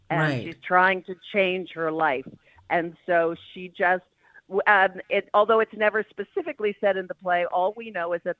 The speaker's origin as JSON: {"language": "English", "region": "New York", "country": "United States", "said": "I am from New York."}